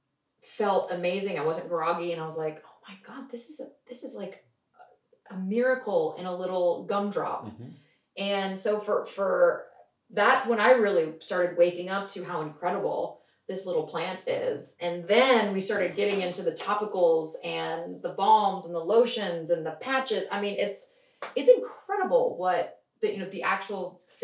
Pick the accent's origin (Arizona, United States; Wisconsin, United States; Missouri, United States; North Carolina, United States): North Carolina, United States; moved away as an adult; also born or lived in New York; I grew up in North Carolina